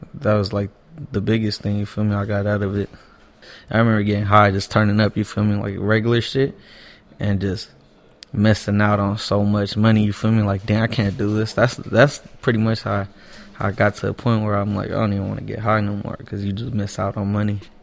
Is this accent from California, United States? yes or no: yes; Los Angeles, California, United States; also born or lived in Hawthorne, California; I pretty much grew up in East Hollywood my whole life